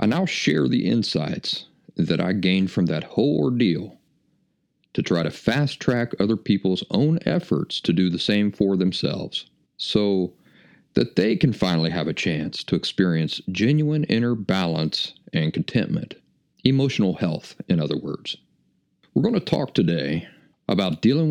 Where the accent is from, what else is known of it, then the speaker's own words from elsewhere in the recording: Appalachia, United States; moved away; also born or lived in Philadelphia; my style of life of growing up in the Appalachian woods